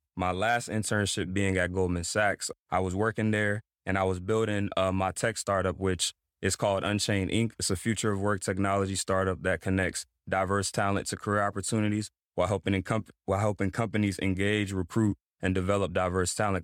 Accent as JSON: {"language": "English", "town": "Greensboro", "region": "North Carolina", "country": "United States", "tie": "born or raised there", "also_born_or_lived": "Togo", "said": "Pretty much grew up in Greensboro, North Carolina"}